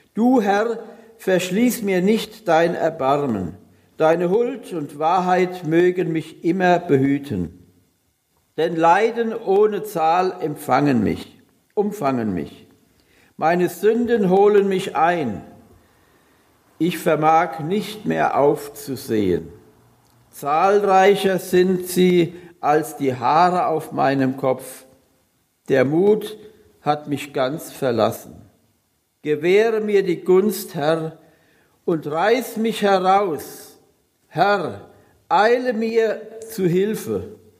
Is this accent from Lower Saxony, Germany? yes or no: no; Hunsrück, Bad Kreuznach district, Rhineland-Palatinate, Germany; moved away; Ich komme oder ich bin gebürtig aus dem Hunsrück, also Kreis Kreuznach